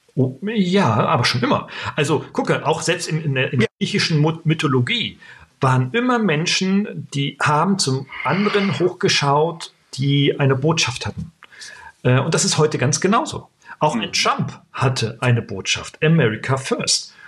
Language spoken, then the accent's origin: German; Germany